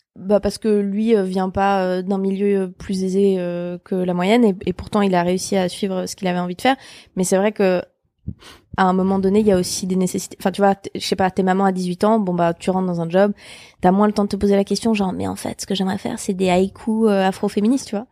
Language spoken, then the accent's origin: French; Switzerland; moved away as an adult; also born or lived in Geneva; now in Paris, France; je venais de Suisse